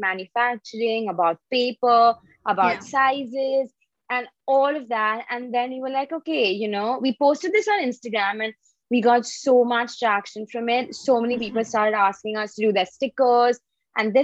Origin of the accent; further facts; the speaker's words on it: Mumbai, Maharashtra, India; I'm from Bombay